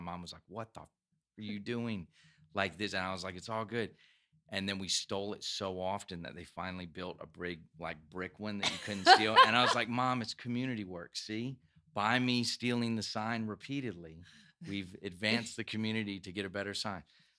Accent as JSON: {"language": "English", "region": "Georgia", "country": "United States", "tie": "born or raised there", "also_born_or_lived": "Iowa / Virginia / North Carolina / South Carolina", "said": "We moved around some. I was born in Iowa, and then we moved Virginia, North Carolina, South Carolina, finally to Georgia when I was about 12."}